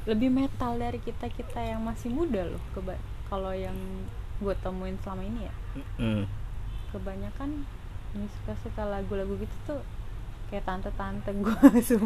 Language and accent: Indonesian; Bumiayu, Central Java, Indonesia; gue dari Bumi Ayu Bumi Ayu itu salah satu kota dari Kabupaten Brebes